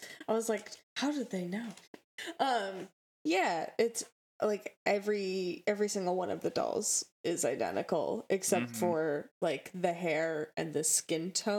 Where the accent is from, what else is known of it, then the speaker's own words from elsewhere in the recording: Midwest, United States; accent: Midwestern; If you can't tell by my Midwestern accent and my mumbling.